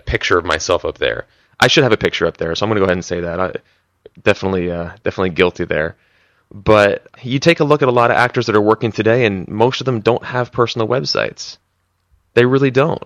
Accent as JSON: {"language": "English", "region": "East Coast", "country": "United States", "also_born_or_lived": "Philadelphia", "moved": "as an adult", "lives_now": "Los Angeles, United States", "said": "I was from the East Coast"}